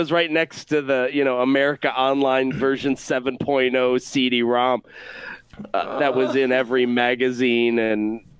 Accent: Rochester, New York, United States; moved away as an adult; I was born and raised in Rochester, New York, and I'm proud of where I came from.

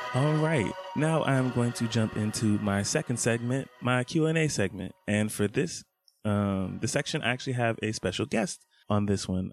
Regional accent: Scottdale, Georgia, United States; I grew up in Scottsdale, Georgia. That is on the east side. I was a stone's throw from Stone Mountain

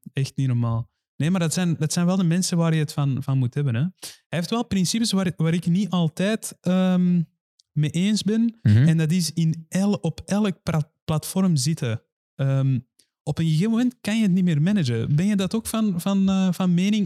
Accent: Iran; moved away; ik kom zelf ook uit Iran

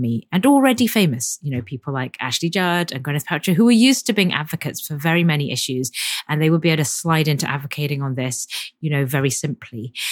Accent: London, United Kingdom; I grew up in Chinese church in London

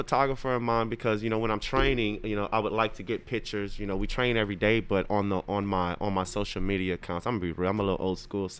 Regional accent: Crowley, Louisiana, United States; we're in Crowley, Louisiana, you know, my hometown

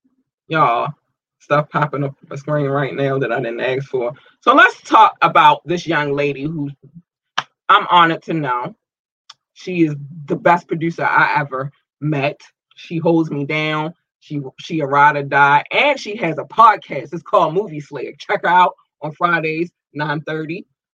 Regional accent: United States; So first and foremost, shout out to my home country, the United States.

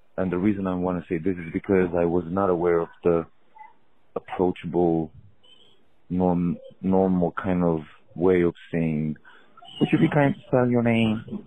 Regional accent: Romania; I'm from Romania

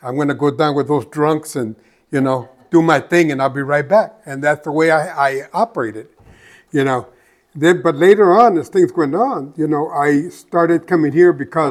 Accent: Phoenix, Arizona, United States; I come from West Phoenix. You know, I grew up there

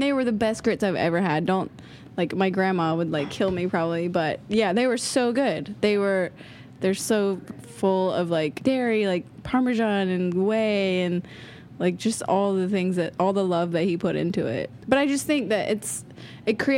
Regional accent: Georgia, United States; now in San Francisco, United States; I grew up in the South

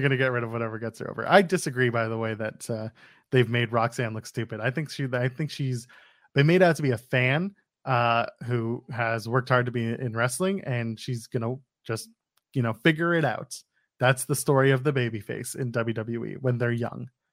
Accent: Ottawa, Ontario, Canada; Ottawa, Canada, my hometown

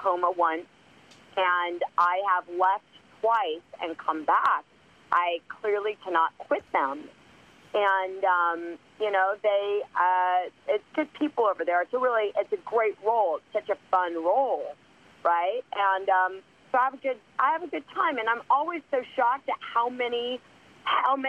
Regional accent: Los Angeles, California, United States; also born or lived in Chicago; I am from L.A.

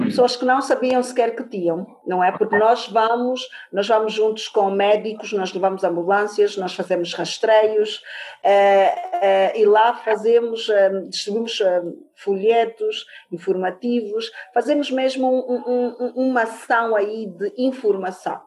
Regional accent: Angola; sou angolana antes de mais nada

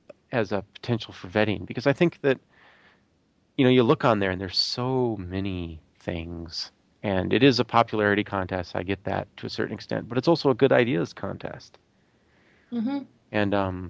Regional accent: Buffalo, Minnesota, United States; Buffalo, Minnesota, my hometown

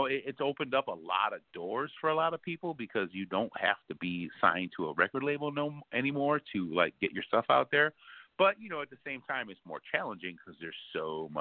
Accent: Chicago, Illinois, United States; I'm from the Windy City of Chicago, born and raised

